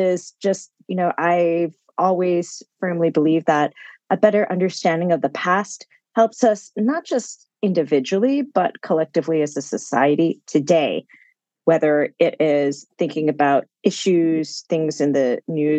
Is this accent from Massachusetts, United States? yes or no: yes; Concord, Massachusetts, United States; I grew up outside of Boston, Massachusetts, around the town of Concord